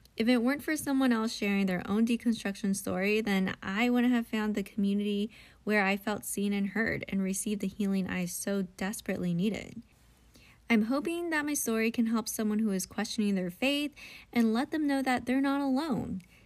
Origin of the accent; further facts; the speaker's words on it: United States; as a Filipino American in the evangelical church